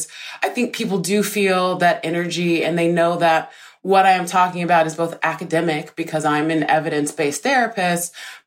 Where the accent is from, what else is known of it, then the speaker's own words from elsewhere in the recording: Deep South, United States; I grew up in poverty in the Deep South, in a single parent